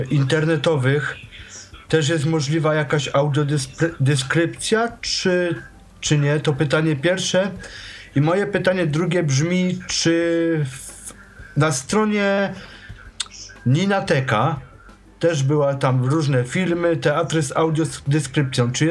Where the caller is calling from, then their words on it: Katowice, Silesian Voivodeship, Poland; E, witam, jestem z Katowic.